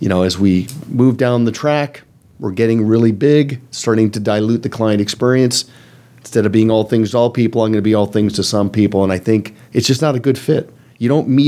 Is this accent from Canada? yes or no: yes; Canada; I'm Canadian